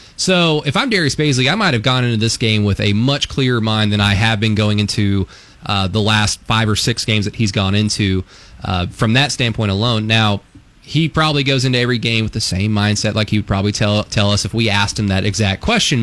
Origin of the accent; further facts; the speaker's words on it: West Texas, United States; moved away; also born or lived in Enid, Oklahoma; I grew up primarily in West Texas as a kid, so I'm just going to I'm going to use the accent that God gave me